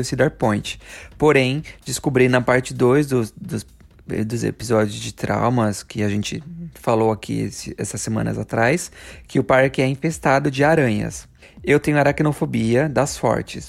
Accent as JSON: {"language": "Portuguese", "country": "Brazil", "moved": "yes", "said": "A gente vem do Brasil"}